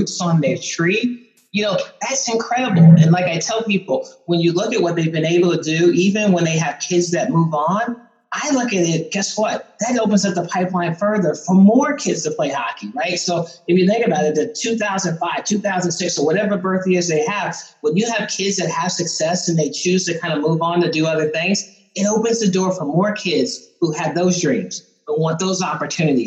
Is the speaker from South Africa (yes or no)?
no; East Coast, United States; now in Columbus, United States; I grew up on the East Coast